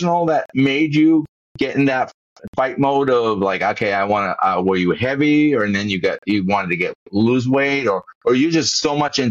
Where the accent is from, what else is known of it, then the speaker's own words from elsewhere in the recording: Massachusetts, United States; I was born in on the East Coast of Massachusetts or Central Massachusetts